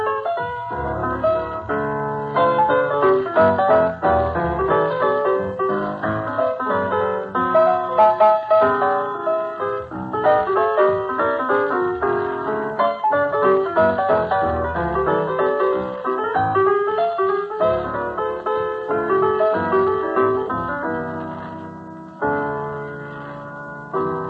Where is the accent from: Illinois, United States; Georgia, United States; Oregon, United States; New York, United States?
Illinois, United States; Chicago; Chicago being my hometown